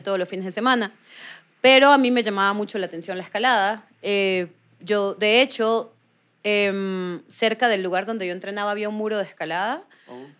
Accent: Venezuela; moved away as an adult; now in Bogotá, Colombia; yo nací en Venezuela. Mi papá es colombiano. Él nació en el Socorro Santander. Y pues tengo las dos nacionalidades y hace casi nueve años vivo en Bogotá.

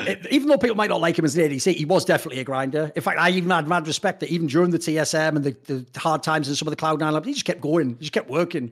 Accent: United Kingdom; a Brit and an outsider who isn't from America

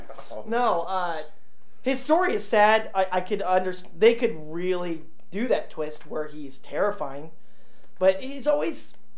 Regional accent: Midwest, United States; We grew up in the Midwest

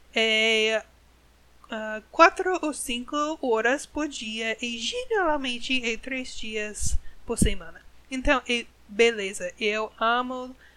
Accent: United States; Portuguese is a second language; Eu sou americana, eu sou gringa, uma gringa

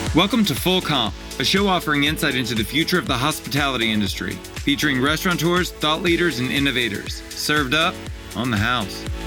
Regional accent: Baton Rouge, Louisiana, United States; I was born and raised in Baton Rouge.

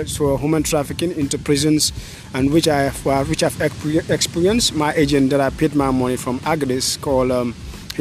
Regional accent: North Bank, Gambia; moved away as an adult; born from the north bank of the Gambia, New Mindofa.

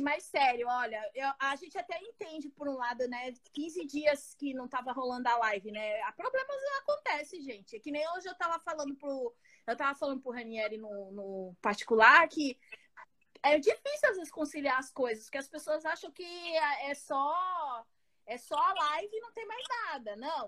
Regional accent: Santos, São Paulo, Brazil; eu sou de Santos.

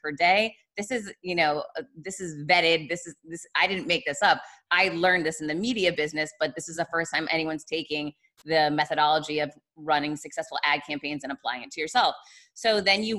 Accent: Boston, Massachusetts, United States; moved away; I'm from Boston originally

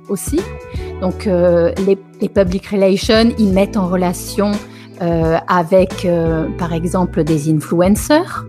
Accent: south of France, France; moved away as an adult; also born or lived in Paris; now in Italy; je suis originaire du sud de la France.

